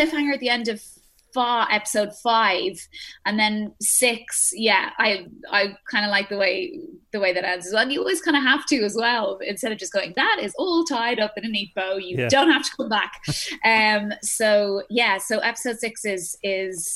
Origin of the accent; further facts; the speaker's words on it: Ireland; I am born and raised in Ireland